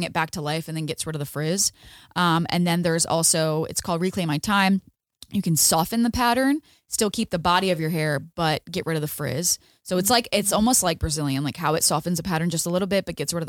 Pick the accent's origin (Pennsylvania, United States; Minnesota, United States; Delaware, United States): Delaware, United States; moved away as an adult; now in Orange County, California, United States; So I'm from Delaware. I had a salon in Delaware.